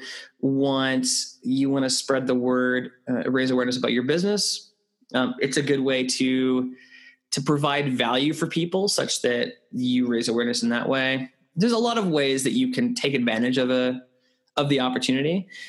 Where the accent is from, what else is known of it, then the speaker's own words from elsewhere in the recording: Canada; moved away as an adult; also born or lived in United Kingdom; I'm Canadian